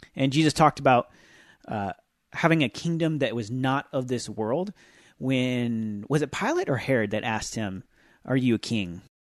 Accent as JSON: {"language": "English", "country": "United States", "said": "as Christians who are American"}